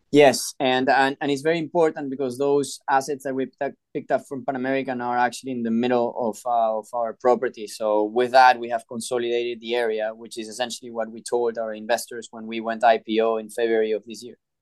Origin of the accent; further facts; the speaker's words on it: Peru; I was born and raised in Peru